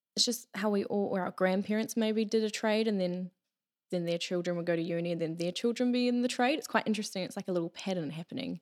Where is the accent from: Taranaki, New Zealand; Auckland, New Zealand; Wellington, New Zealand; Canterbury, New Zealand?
Taranaki, New Zealand; I'm originally from Taranaki here. I've always lived here.